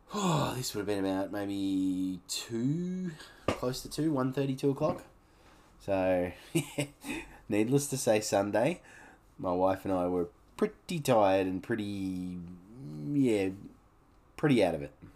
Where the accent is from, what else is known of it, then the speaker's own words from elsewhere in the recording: Canberra, Australian Capital Territory, Australia; growing up in Canberra, we used to catch the bus to the Woden shopping centre